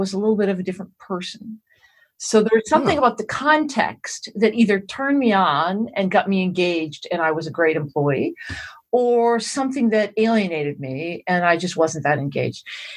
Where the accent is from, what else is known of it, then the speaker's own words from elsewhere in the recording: Massachusetts, United States; moved away as an adult; I grew up in Massachusetts